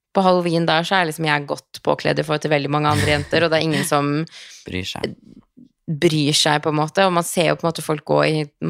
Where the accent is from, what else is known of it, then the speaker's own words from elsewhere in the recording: Norway; also born or lived in Los Angeles, United States; hjemme i Norge